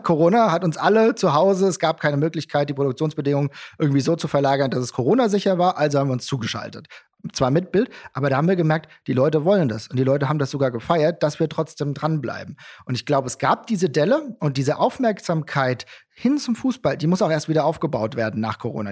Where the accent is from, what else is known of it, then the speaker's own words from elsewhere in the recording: Gelnhausen, Hesse, Germany; ich komme aus Gelnhausen